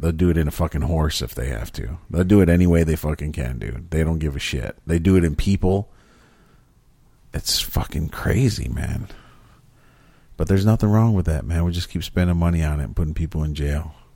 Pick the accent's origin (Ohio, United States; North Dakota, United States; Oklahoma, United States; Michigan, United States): Michigan, United States